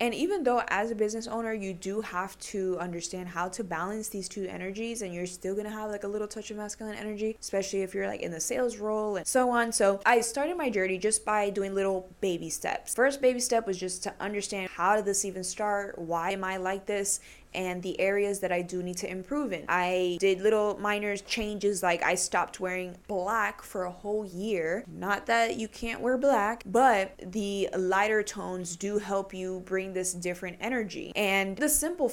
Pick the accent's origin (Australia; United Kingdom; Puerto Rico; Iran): Puerto Rico; I'm Puerto Rican